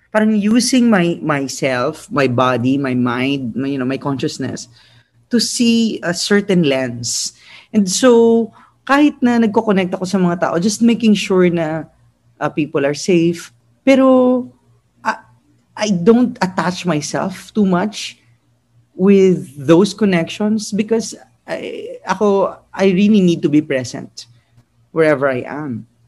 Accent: Philippines; also born or lived in United States; as an Asian, as a Filipino, as a grantee

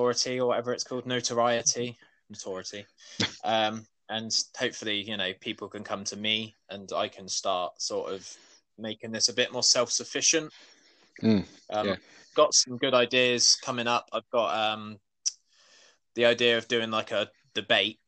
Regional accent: Weymouth, South West England, United Kingdom; I'm from Weymouth, have been my entire life.

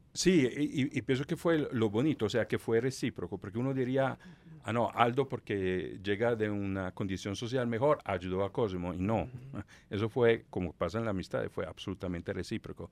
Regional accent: Southern Italy, Italy; Spanish is a second language; moved away as an adult; also born or lived in Palermo; al lado opuesto de donde yo nací, en el sur de Italia

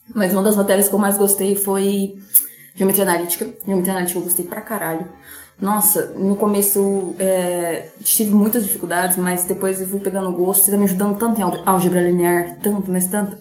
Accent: Urânia, São Paulo, Brazil; moved away as an adult; now in São José do Rio Preto, Brazil; Eu sou de Urânia, fico mais em Rio Preto do que em Urânia.

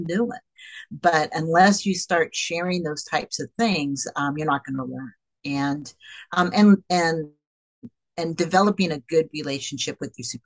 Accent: Bay Area, California, United States; I grew up in the Bay Area

